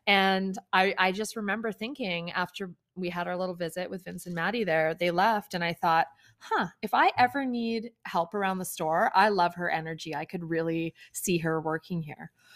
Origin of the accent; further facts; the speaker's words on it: Kenora, Ontario, Canada; I grew up in Kenora, Ontario